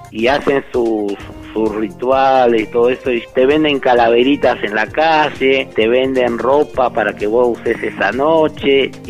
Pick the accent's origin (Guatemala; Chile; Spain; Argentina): Argentina; now in Mexico; No, soy argentino de nacionalidad, ¿sí?